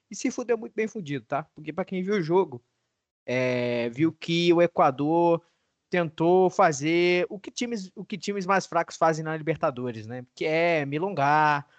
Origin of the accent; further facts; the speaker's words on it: Brazil; nós como brasileiros